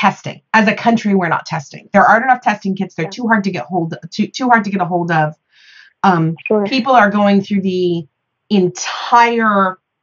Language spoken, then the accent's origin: English; Midwest, United States; I'm from the Midwest